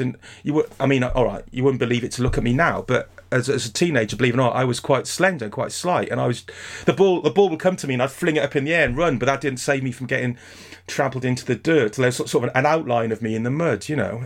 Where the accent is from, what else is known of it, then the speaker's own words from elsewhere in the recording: Barry, Wales, United Kingdom; moved away; also born or lived in Brighton; I'm from Barry, uh, near Cardiff.